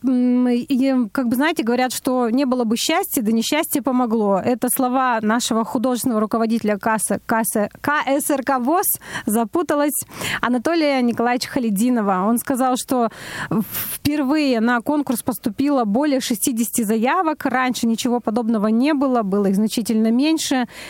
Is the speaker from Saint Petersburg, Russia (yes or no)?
no; Perm, Perm Krai, Russia; я из Перми родом